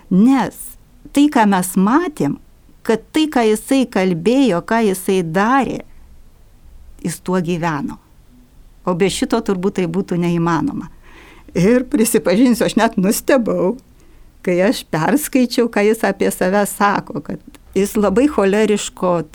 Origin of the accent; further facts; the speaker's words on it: Šlavantai, Alytus County, Lithuania; moved away as an adult; kai aš išvažiavau iš Lavantų, tai yra, kai man sukako 18 metų